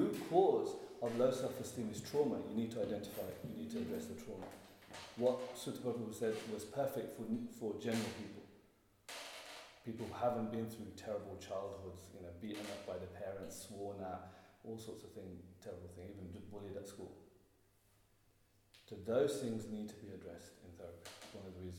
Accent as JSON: {"language": "English", "town": "Birmingham", "region": "West Midlands", "country": "United Kingdom", "said": "I'm from Birmingham"}